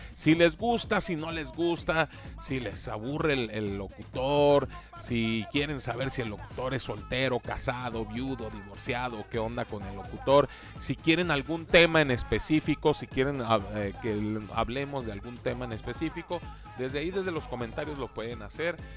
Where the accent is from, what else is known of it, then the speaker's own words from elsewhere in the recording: Mexico; cómo somos los, los, mexicanos y cómo tenemos nuestras casas aquí en México